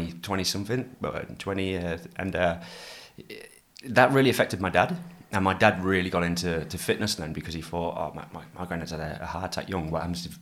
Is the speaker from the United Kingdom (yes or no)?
yes; England, United Kingdom; now in Australia; a Pommy boy like myself